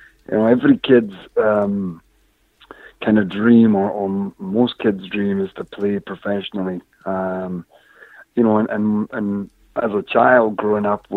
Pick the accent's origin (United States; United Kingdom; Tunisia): United Kingdom; north of England; also born or lived in Scotland / Glasgow; I'm originally from Scotland, but I grew up most of my life in the north of England